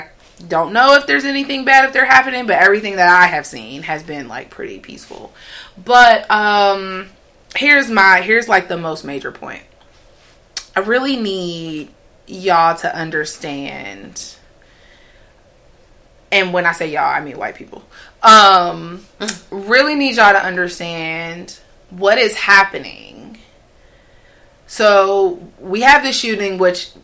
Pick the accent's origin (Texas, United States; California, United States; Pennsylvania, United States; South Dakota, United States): Pennsylvania, United States; Pittsburgh; moved away; I am from Pittsburgh. Born and raised, Pittsburgh, Pennsylvania